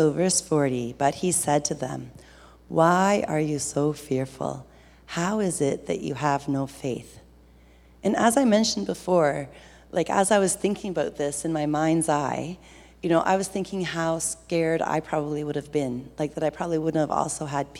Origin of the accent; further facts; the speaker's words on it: Ontario, Canada; I grew up on Georgian Bay on a place called Bomb Beach in the summers.